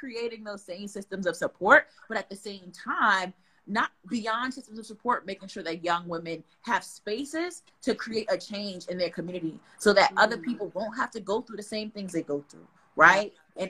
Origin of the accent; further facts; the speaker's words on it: Newark, New Jersey, United States; at my core, I'm a girl from Newark, right? Who loves her city, who loves her people